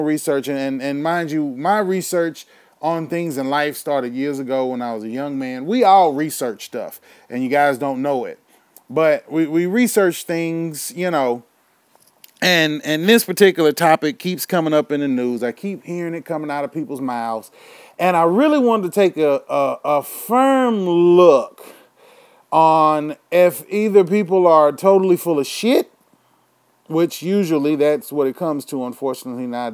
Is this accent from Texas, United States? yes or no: yes; Houston, Texas, United States; my hometown of Houston, motherfucking Texas